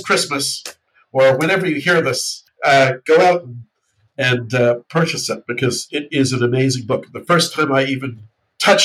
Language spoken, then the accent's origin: English; New Zealand; when I went to school in New Zealand